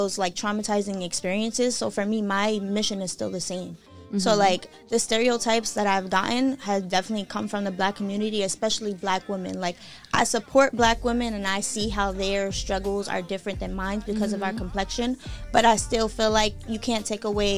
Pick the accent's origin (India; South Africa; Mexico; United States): United States; New York City, New York; I'm from Carver, but I live at the end of it